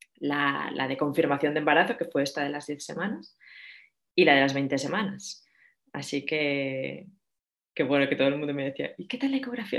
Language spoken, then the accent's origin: Spanish; Barcelona, Catalonia, Spain; moved away as an adult; also born or lived in Madrid / San Sebastián; now in Atlanta, United States; soy de Barcelona